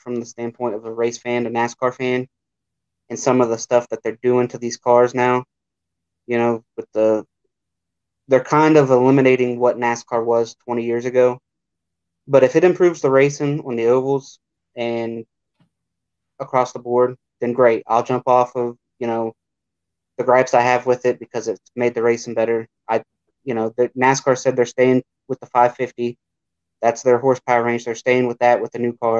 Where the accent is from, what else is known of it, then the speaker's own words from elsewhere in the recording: Ohio, United States; I grew up in Ohio. Everybody here is a Buckeye.